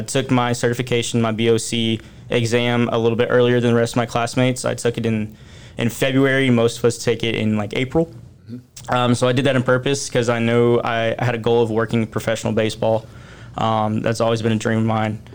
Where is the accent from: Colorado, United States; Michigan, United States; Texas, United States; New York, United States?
Texas, United States; Forney; where we grew up in Forney